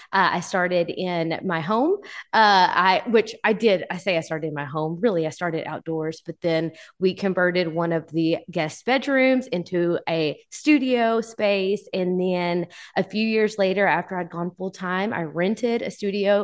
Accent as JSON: {"language": "English", "town": "Texarkana", "region": "Texas", "country": "United States", "lives_now": "Texarkana, Arkansas, United States", "said": "I am from the Texas, Arkansas line, Texarkana, and I am originally from the Texas side, but I currently live on the Arkansas side."}